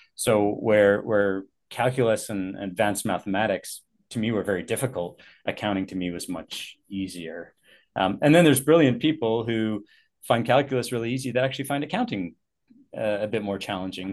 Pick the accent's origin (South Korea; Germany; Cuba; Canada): Canada; Richmond, British Columbia; I've uh, been born and raised in the Vancouver area. Um, grew up in Richmond, actually.